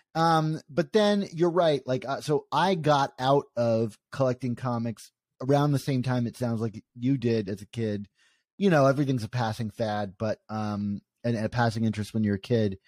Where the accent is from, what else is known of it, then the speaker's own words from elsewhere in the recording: Maryland, United States; I grew up in Maryland